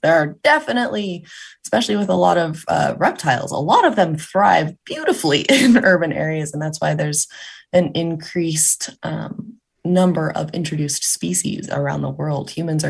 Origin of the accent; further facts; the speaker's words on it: California, United States; So as I said, I grew up in Southern California